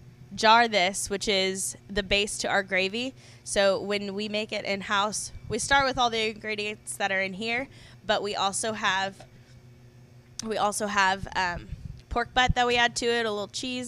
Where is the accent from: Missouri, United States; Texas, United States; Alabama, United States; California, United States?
Texas, United States; The Woodlands; moved away as an adult; also born or lived in Austin, Texas; now in Galveston, United States; I grew up in Austin for when I was little, and then in the Woodlands mostly. So I didn't move here until after I graduated college. So really only been here about 5 years.